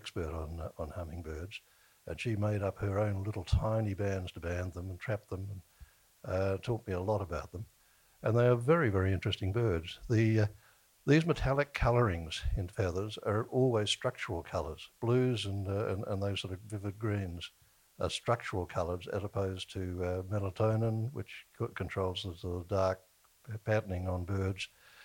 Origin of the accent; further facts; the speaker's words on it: Australia; I come from Australia